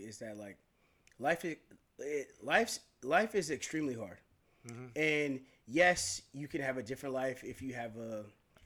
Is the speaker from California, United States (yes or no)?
yes; San Francisco, California, United States; growing up in San Francisco and going to the type of schools that I've gone through